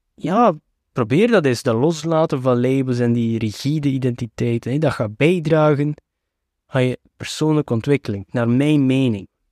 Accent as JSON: {"language": "Dutch", "region": "Flanders", "country": "Belgium", "tie": "born or raised there", "said": "ik ben geboren en getogen in België, maar ik hoor hier toch niet thuis"}